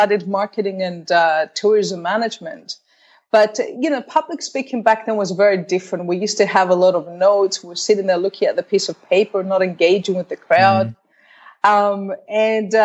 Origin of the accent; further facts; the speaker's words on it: Australia; moved away as an adult; also born or lived in Cyprus; I grew up in Australia.